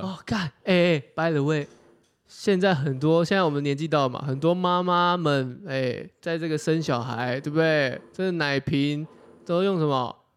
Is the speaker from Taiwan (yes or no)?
yes; Taiwan; 我们是台湾人